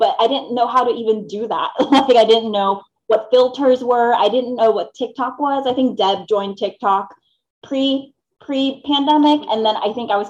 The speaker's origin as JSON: {"language": "English", "country": "Philippines", "tie": "born or raised there", "moved": "yes", "said": "I grew up in the Philippines. So I wasn't born here. I was born in the Philippines."}